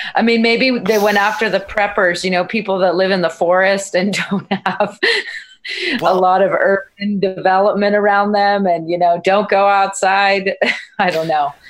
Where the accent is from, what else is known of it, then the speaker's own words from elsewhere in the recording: San Francisco, California, United States; I grew up in San Francisco